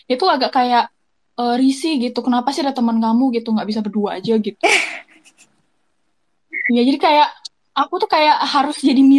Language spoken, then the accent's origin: Indonesian; Jakarta, Indonesia; now in United States; Uh, aku asli dari Jakarta sekarang uh, lagi jadi student ya di luar negeri di Amerika